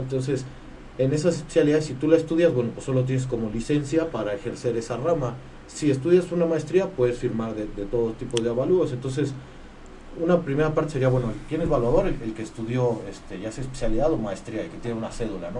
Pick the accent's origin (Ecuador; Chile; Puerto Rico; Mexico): Mexico; Querétaro; soy, soy, queretano